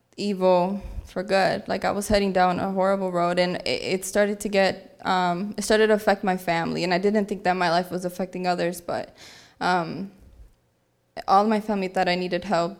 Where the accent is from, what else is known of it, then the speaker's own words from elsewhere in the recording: Aurora, Illinois, United States; I'm from Aurora, Illinois